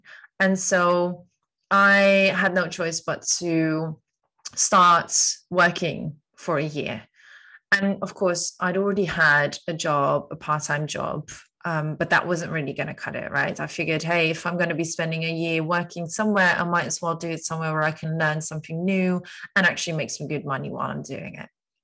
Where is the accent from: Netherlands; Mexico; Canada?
Netherlands; moved away as an adult; now in London, United Kingdom; 32 years old, Dutch citizen. I am a Londoner since 2015, so I've been living in London actually for the last 6.5 years now.